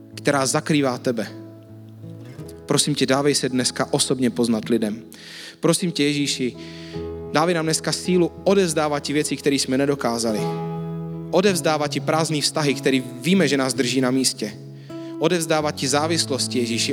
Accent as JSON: {"language": "Czech", "country": "Czechia", "said": "jsme někomu jako Češi"}